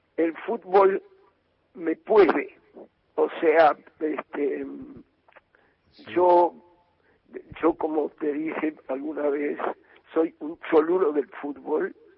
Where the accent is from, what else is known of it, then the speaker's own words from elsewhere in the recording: Buenos Aires, Argentina; also born or lived in Barrio Norte, Buenos Aires; yo me crié en Versalles, donde yo vivía empezaba la calle de tierra